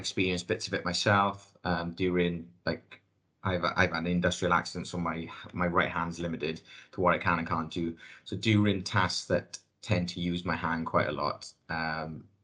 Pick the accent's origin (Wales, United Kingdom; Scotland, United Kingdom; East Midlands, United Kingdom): Wales, United Kingdom; accent: thick Welsh; my thick Welsh accent